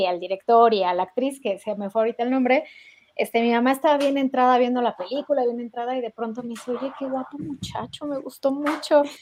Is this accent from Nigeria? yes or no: no; Mexico; nosotros mexicanos teníamos esperanza